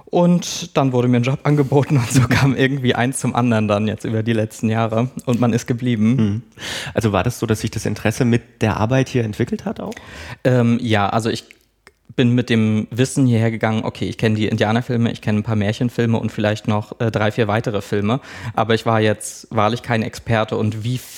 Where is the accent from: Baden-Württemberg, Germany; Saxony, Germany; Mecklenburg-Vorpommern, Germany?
Mecklenburg-Vorpommern, Germany; Schwerin; also ich bin in Schwerin-Lankow groß geworden, das ist eine Plattenbausiedlung.